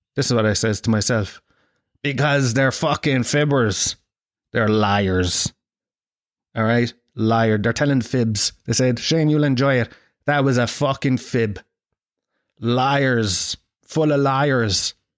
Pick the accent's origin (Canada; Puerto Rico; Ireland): Ireland; I'm from, uh, Ireland